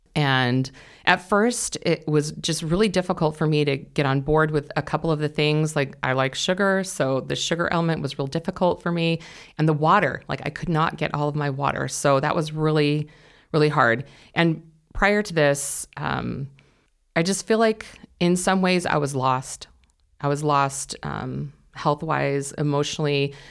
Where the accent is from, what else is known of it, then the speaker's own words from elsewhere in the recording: California, United States; moved away as an adult; I grew up in California, and we moved here in October of twenty twenty